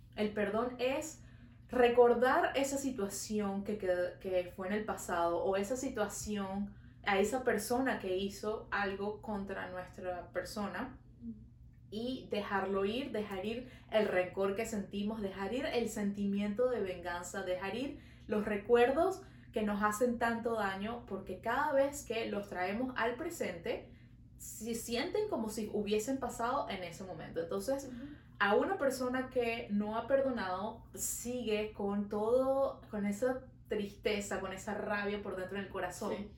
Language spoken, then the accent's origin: Spanish; Venezuela; now in Montreal, Canada